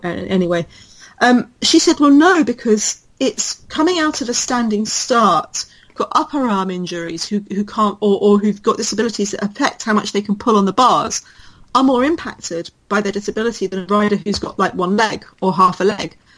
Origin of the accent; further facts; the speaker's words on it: United Kingdom; as a British person